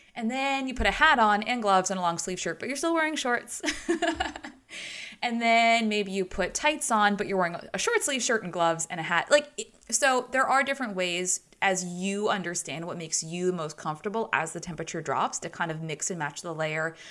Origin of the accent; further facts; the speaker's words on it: United States; as a American